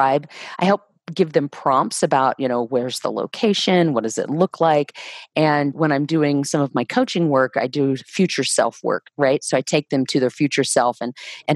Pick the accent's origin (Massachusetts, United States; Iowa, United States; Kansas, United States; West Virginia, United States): Kansas, United States; Leavenworth; moved away as an adult; also born or lived in Durango, Colorado; I grew up in Leavenworth, Kansas